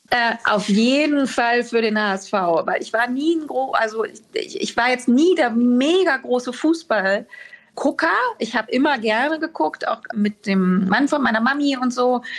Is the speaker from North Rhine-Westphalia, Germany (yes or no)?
no; Berlin, Germany; now in Hamburg, Germany; Das wäre ja äh, verwerflich, wenn ich sagen würde, Berlin ist nicht meine Heimat.